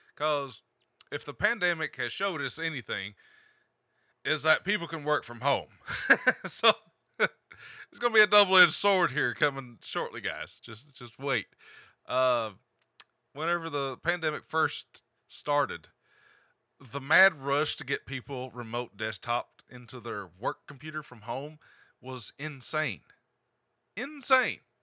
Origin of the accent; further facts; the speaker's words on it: Appalachia, United States; accent: hillbilly twang